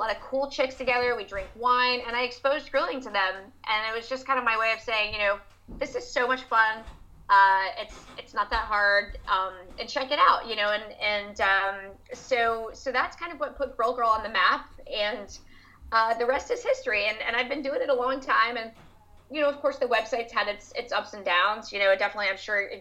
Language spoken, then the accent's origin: English; the South, United States; I'm from the South in the U.S.